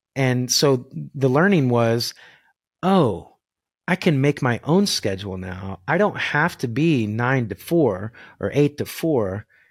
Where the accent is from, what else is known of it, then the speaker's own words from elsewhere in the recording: Arkansas City, Kansas, United States; also born or lived in Winfield, Kansas; I grew up in Ark City